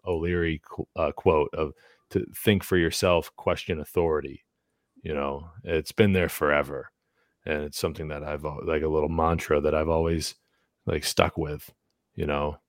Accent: New England, United States; growing up in New England

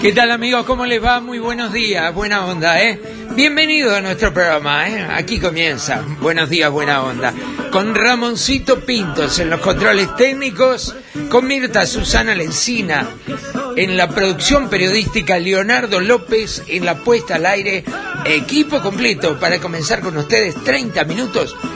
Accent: Uruguay; somos los uruguayos

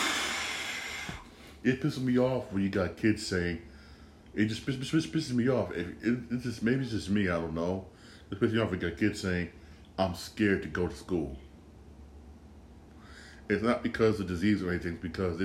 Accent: Bridgeport, Connecticut, United States; I grew up in Bridgeport

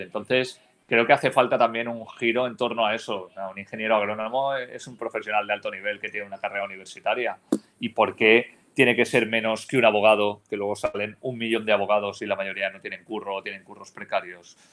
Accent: Almussafes, Valencian Community, Spain; yo, soy de pueblo, ¿eh? o sea, yo nací en Almusafes, que es el pueblo donde está instalada la factoría Ford en España, que es un pueblo al sur de Valencia

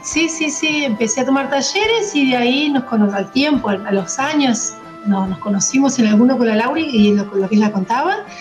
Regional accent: Zapala, Neuquén, Argentina; moved away; also born or lived in Cipolletti; yo viví, pasé mi adolescencia, niñez en Zapala

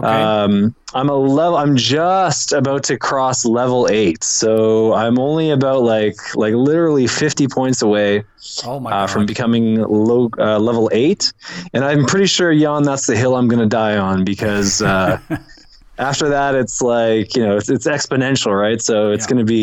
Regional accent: Canada; moved away as an adult; now in Lima, Peru; I'm a Canadian expat. I've been down here for about 7 years

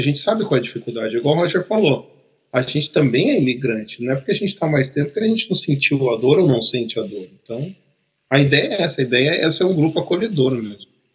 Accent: Campinas, São Paulo, Brazil; moved away as an adult; now in Canada; eu sou de Campinas, no interior. Fiquei até 2003 ou 2004 em Campinas

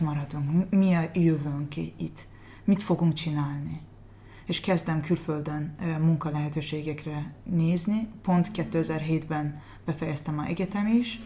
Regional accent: Azerbaijan; Hungarian is a second language; moved away as an adult; also born or lived in Kütahya, Turkey; now in Hungary; Azerbajdzsánból származom, uh-huh. és most 13 és fél éve Magyarországon élek

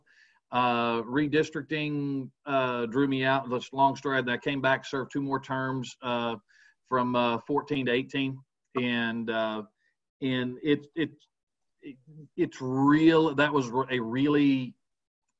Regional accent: Grand Prairie, Texas, United States; I was born and raised here in Grand Prairie, grew up just up from Cottonwood Park

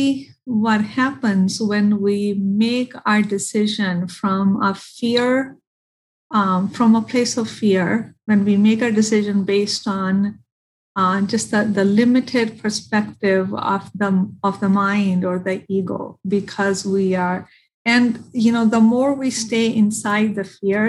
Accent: India; now in Michigan, United States; I am from India. I have family in India

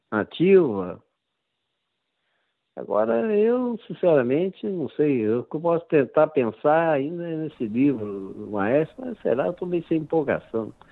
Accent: São Paulo, Brazil; Era sou paulista e tinha uma avó carioca que eu passava as férias no Rio.

